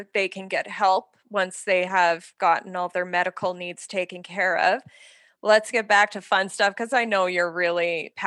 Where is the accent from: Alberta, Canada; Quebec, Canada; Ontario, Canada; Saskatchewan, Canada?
Saskatchewan, Canada; moved away; I grew up in Saskatchewan